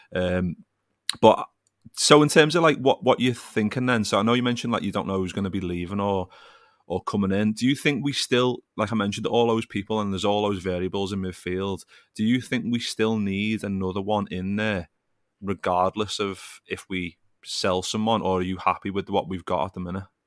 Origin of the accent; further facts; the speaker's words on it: Liverpool, North West England, United Kingdom; growing up in Liverpool